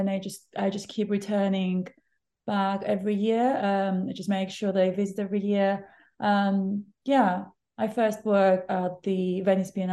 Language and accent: English; Cyprus; now in London, United Kingdom; I grew up next to the beach, not really next to the beach, but like in an island.